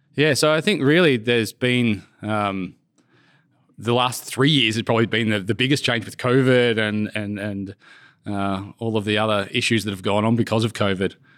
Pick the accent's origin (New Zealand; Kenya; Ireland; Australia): Australia; Brisbane, Queensland; moved away as an adult; also born or lived in United Kingdom / Switzerland; my hometown drew me back. So I went to Brisbane